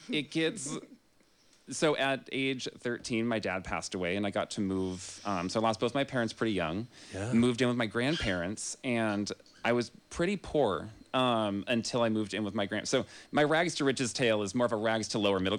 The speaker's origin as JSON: {"language": "English", "town": "Grass Valley", "region": "California", "country": "United States", "said": "and that was how I came from Grass Valley to to UC Santa Cruz."}